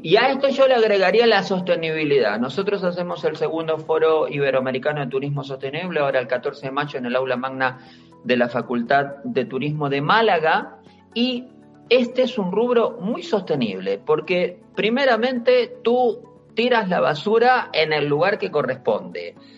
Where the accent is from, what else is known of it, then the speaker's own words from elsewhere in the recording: Bahía Blanca, Buenos Aires Province, Argentina; also born or lived in Andalusia, Spain; now in Spain; mi ciudad natal, en Bahía Blanca, en Argentina, en toda la provincia de Buenos Aires